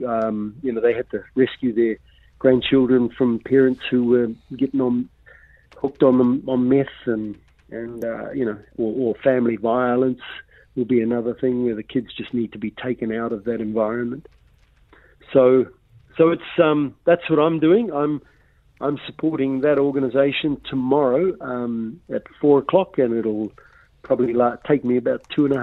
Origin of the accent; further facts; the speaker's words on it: Russell, Northland, New Zealand; I grew up in Russell